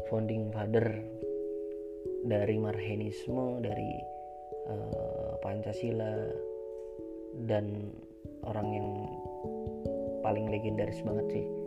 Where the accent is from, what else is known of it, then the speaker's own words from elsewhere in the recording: Banyuwangi, East Java, Indonesia; saya asalnya dari Banyuwangi jadi masih di Jawa Timur aja sih tapi Banyuwangi itu di Jawa Timur paling timur banget